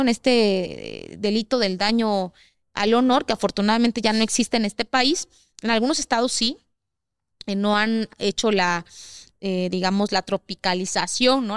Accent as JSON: {"language": "Spanish", "region": "Oaxaca", "country": "Mexico", "said": "somos de Oaxaca"}